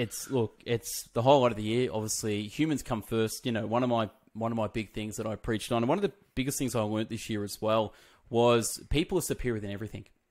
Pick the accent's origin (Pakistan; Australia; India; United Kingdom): Australia; we're from Australia